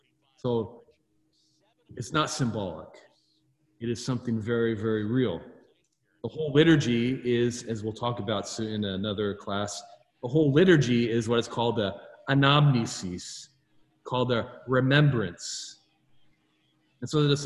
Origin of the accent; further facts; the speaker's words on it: California, United States; I'm Californian